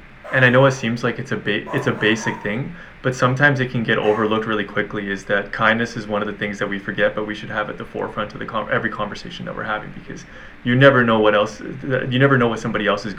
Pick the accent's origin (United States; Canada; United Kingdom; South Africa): Canada; But the bigger piece here is we're Canadian. We're a little bit isolated in relation to the States